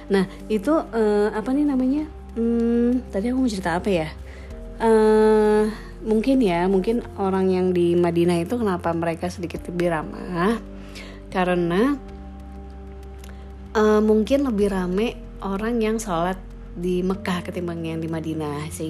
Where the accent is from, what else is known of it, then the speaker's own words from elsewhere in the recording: Bali, Indonesia; dia tanya kamu dari mana aku dari Indonesia oh Indonesia iya Bali oh Bali ya Bali adalah salah satu provinsi Indonesia